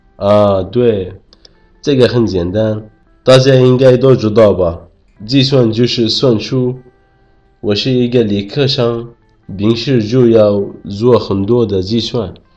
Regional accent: Yemen; Chinese is a second language; moved away as an adult; now in China; 我是来自也门的

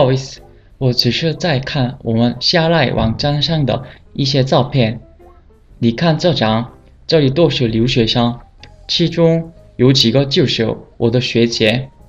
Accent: South Korea; Chinese is a second language; moved away

